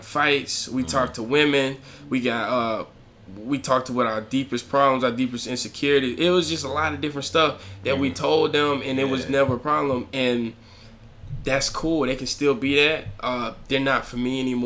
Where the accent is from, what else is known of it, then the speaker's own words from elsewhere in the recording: Alabama, United States; I'm from Alabama. My little small Alabama mind couldn't fathom Chicago